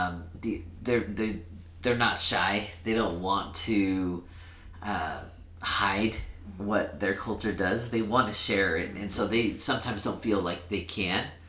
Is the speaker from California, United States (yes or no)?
yes; Sacramento, California, United States; first language Spanish; English is a second language; now in Cache Valley, United States; I am from Sacramento, California